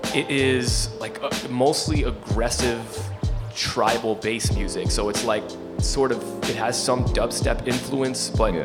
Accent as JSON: {"language": "English", "town": "Ossining", "region": "New York", "country": "United States", "tie": "born or raised there", "said": "I grew up in Ossining, which is uh, in the Hudson Valley, about an hour from here"}